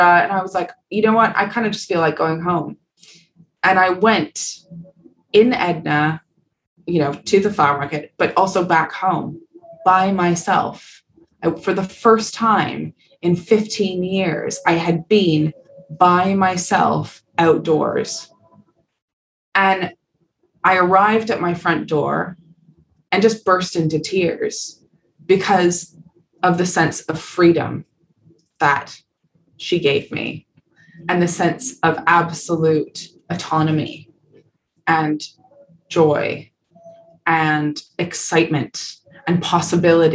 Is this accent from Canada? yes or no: yes; Canada; moved away; being Canadian, there's such an, and living in Canada